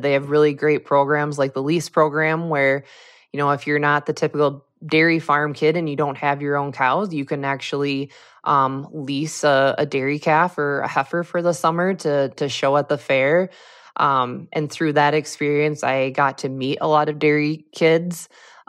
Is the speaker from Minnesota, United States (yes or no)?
yes; Nicollet, Minnesota, United States; growing up, there was a lot of dairy in the area that I grew up. I'm originally from Nicollet, Minnesota, which is a teeny tiny town in south central Minnesota.